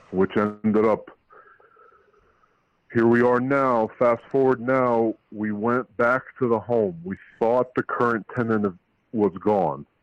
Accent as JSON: {"language": "English", "country": "Albania", "lives_now": "New Port Richey, United States"}